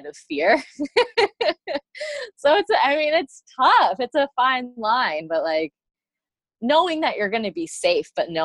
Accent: Michigan, United States; moved away; I grew up in Michigan

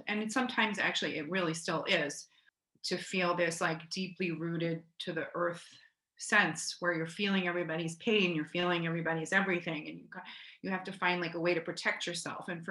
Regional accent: Cherry Hill, New Jersey, United States; also born or lived in Philadelphia, Pennsylvania; I grew up in Cherry Hill, New Jersey, which is a few miles outside of Philadelphia, where my parents were born and raised. I was born in Philadelphia

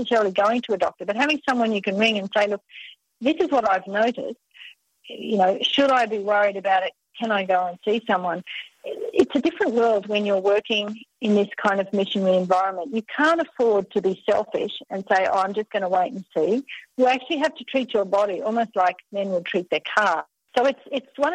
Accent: Australia; accent: Australian; my Australian accent

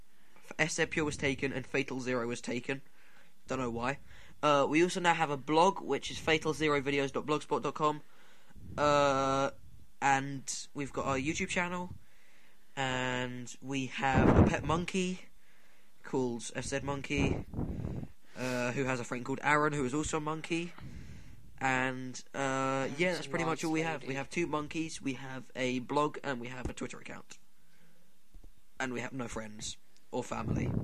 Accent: Scotland, United Kingdom; I'm Scottish. I'm actually Scottish

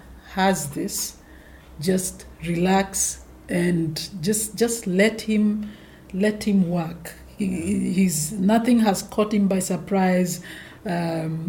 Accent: Nairobi, Kenya; I was born in Nairobi

